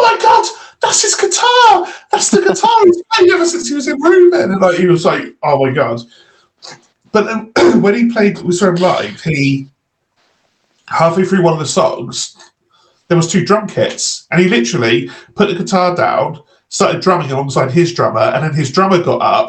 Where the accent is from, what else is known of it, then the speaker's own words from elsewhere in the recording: Redcar, North East England, United Kingdom; I'm from Redcar